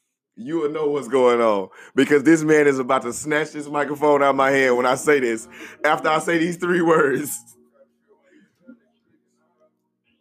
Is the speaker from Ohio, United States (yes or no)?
no; Houston, Texas, United States; I'm from Houston.